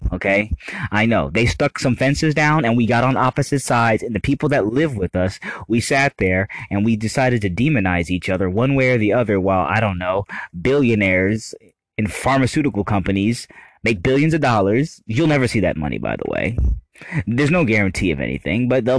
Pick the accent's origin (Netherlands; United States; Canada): United States; I love being an American. I love my country so much